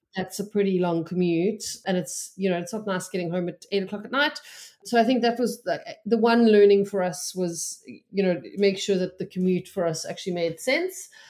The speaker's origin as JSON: {"language": "English", "town": "Cape Town", "region": "Western Cape", "country": "South Africa", "also_born_or_lived": "Johannesburg", "moved": "as an adult", "lives_now": "St Albans, United Kingdom", "said": "We're both originally from Cape Town, but we had moved to Johannesburg for my job, uh, in twenty sixteen"}